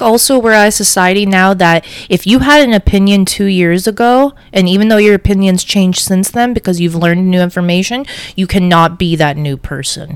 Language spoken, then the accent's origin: English; Toronto, Ontario, Canada; also born or lived in Tel Aviv, Israel; I ended up in Canada in Scarborough